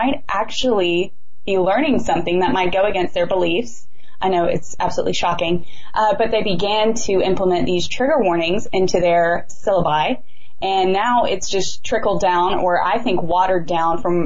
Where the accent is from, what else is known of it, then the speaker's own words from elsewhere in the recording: the South, United States; I'm from the South